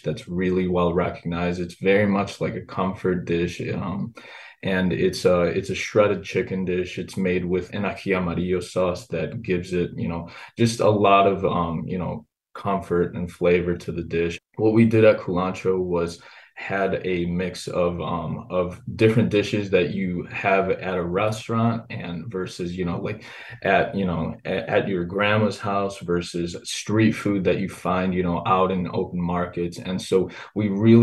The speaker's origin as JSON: {"language": "English", "country": "United States", "tie": "born or raised there", "said": "Me having grown up as here in the United States"}